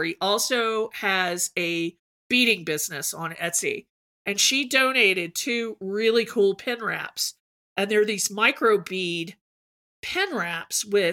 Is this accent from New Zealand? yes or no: no; the South, United States; accent: Southern; I'm from the South